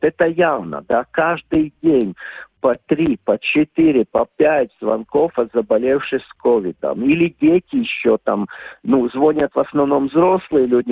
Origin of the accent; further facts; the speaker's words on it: Ventspils, Latvia; also born or lived in Riga; мой родной город Венспилс